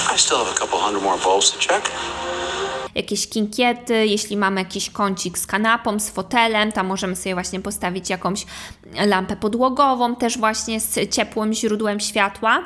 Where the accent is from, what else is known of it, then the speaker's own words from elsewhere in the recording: Kołobrzeg, West Pomeranian Voivodeship, Poland; also born or lived in New York; now in Warsaw, Poland; oryginalnie jestem z Kołobrzegu